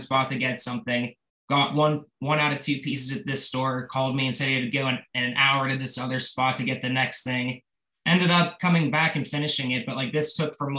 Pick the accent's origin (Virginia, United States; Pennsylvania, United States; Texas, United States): Pennsylvania, United States; Pittsburgh; my hometown Pittsburgh